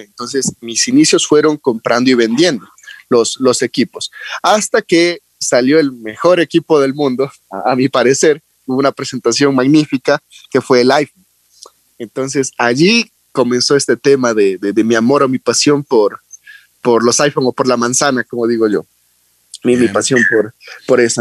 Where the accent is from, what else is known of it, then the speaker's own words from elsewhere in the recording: La Independencia, Esmeraldas, Ecuador; bueno, mi familia es oriunda de Manabí, pero yo en sí nací en Esmeraldas